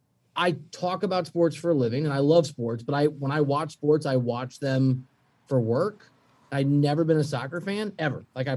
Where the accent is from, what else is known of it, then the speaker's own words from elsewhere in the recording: Midwest, United States; And I'm from the Midwest. So it's really weird to have kids who are like LA fans